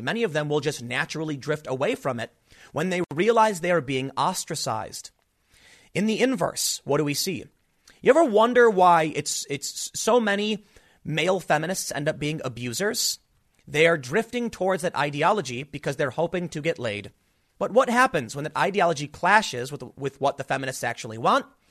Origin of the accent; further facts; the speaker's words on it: United States; I'm an American